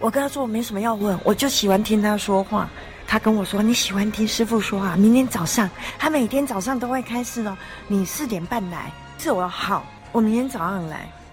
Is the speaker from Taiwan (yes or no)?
yes; southern Taiwan, Taiwan; accent: Taiwanese Mandarin; 因为我南部人，他挑剔我发音不准哦。啊，台湾国语